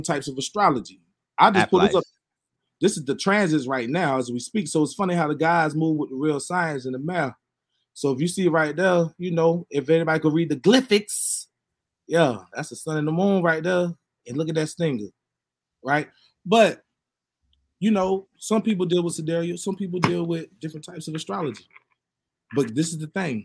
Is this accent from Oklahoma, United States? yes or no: no; Wilmington, North Carolina, United States; accent: Geechee; I'm from Wilmington